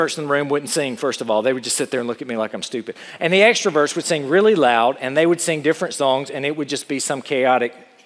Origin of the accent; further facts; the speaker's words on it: United States; as an American